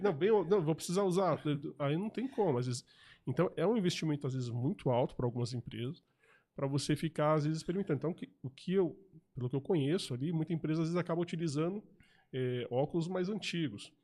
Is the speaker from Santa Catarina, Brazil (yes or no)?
no; ABC Paulista, São Paulo, Brazil; moved away as an adult; now in São José, Brazil; Eu era de São Paulo, morava no ABC Paulista